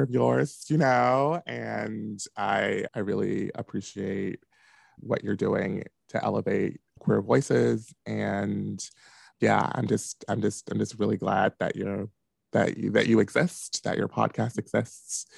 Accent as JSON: {"language": "English", "town": "Washington", "region": "District of Columbia", "country": "United States", "tie": "born or raised there", "moved": "as an adult", "lives_now": "Chicago, United States", "said": "I'm originally from Washington, D.C. proper, and I grew up in Southeast D.C."}